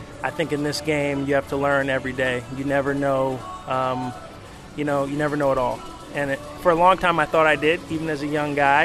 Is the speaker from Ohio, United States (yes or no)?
no; New York City, New York, United States; I grew up in Flatbush, Brooklyn, and I love Brooklyn